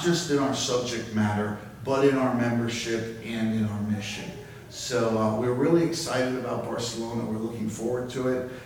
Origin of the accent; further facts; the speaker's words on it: Jamaica; moved away; I was born and raised in Jamaica